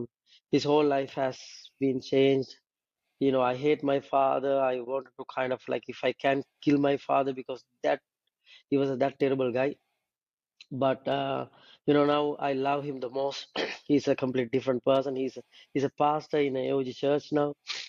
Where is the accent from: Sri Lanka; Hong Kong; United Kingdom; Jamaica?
Sri Lanka; English is a second language; As I told you, the majority are Sinhalese. I represent Sinhalese. I'm coming from Sinhalese.